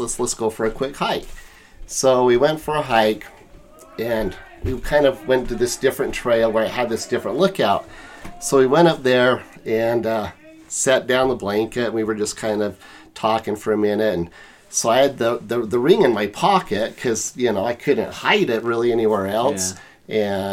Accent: St. George, Utah, United States; also born or lived in Salt Lake City, Utah / Korea; I'm from St. George. Technically, I was born in Salt Lake, and uh, when I was three, my mom got divorced and moved to St. George. Lived there till '90

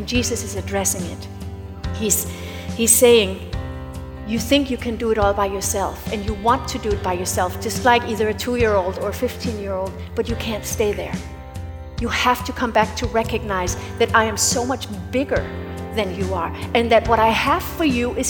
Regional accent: United States

